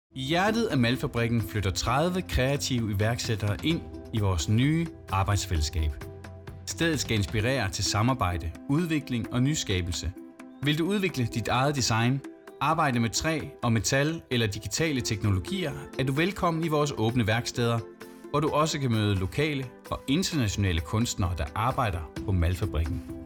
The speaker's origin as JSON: {"language": "Danish", "area": "Thy", "region": "North Denmark Region", "country": "Denmark", "also_born_or_lived": "Aarhus", "moved": "yes", "lives_now": "Ebeltoft, Denmark", "said": "jeg er egentlig fra Thy"}